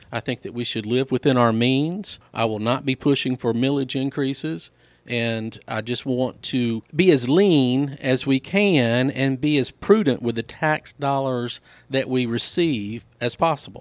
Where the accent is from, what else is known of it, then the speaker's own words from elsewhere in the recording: Laurel, Mississippi, United States; also born or lived in DeSoto County, Mississippi; I was born and raised in Laurel, Mississippi